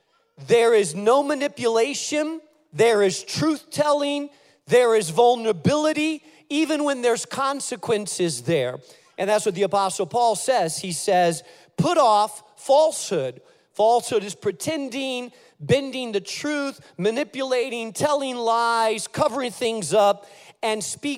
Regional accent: Spain; now in United States; And so I grew up in Spain. Everywhere outside of my house, I spoke Spanish, Castilian Spanish. In my house, I spoke English because my house, my parents were Americans, and so I spoke English in my house

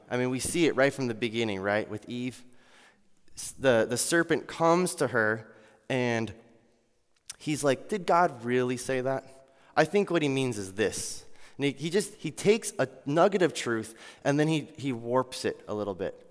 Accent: Iowa, United States; I'm from Iowa

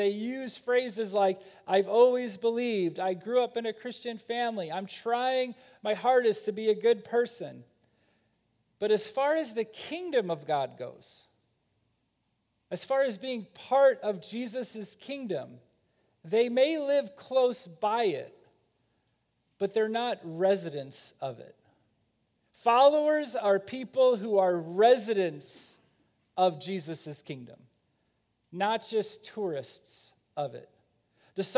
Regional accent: Chicago, Illinois, United States; I'm from Chicago.

